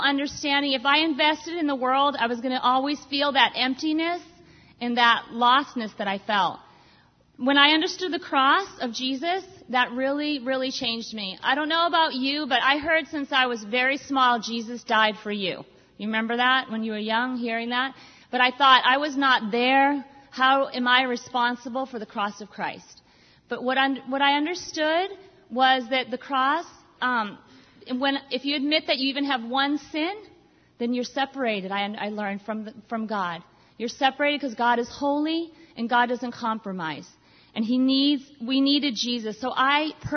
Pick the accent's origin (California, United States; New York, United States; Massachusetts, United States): Massachusetts, United States; Boston; I'm Irish, French, I'm from Boston, I'm Italian, half Italian